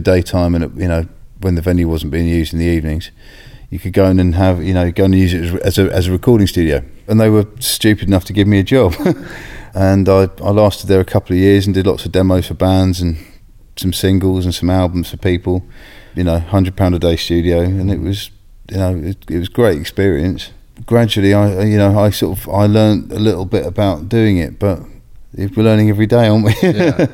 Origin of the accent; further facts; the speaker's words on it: Bishop's Stortford, East of England, United Kingdom; I grew up in Bishop Stortford